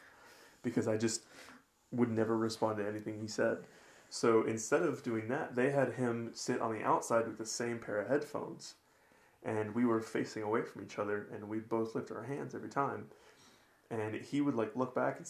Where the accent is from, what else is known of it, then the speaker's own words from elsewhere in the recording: the South, United States; we're from the South